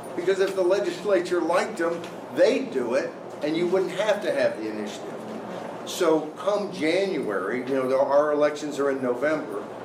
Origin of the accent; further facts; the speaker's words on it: Arkansas, United States; my home state of Arkansas